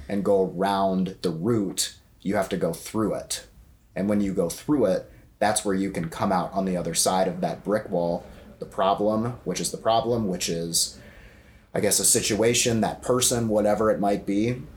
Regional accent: Iowa, United States; now in Chicago, United States; I'm from Iowa. We don't have views like that in Iowa

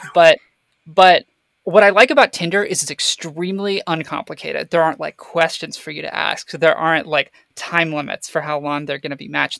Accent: Florida, United States; I grew up in Florida.

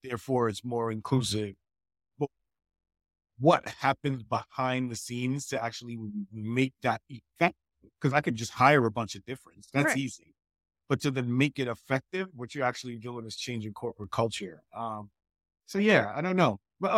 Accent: Queens, New York, United States; I mean, I'm a New Yorker. I'm also from Queens.

